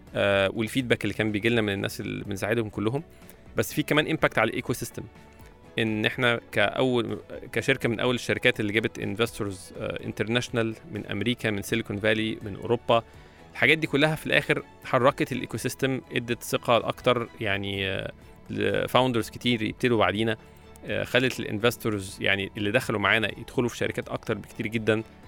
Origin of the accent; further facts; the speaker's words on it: Egypt; وعندنا في مصر